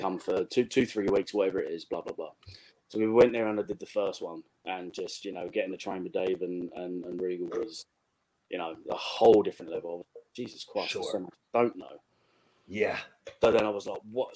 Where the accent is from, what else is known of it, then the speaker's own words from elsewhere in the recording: England, United Kingdom; I'm from England.